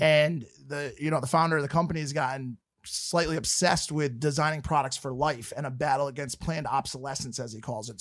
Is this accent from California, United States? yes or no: no; Connecticut, United States; I'm from Connecticut and in Fairfield County, it's a wealthy place